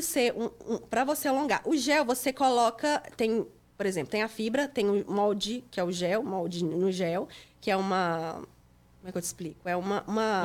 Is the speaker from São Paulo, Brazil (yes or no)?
no; Itapecerica, Minas Gerais, Brazil; moved away as an adult; also born or lived in Divinópolis, Brazil; now in Lowell, United States; Eu sou de Minas, é, eu sou de Tapecerica, Minas Gerais.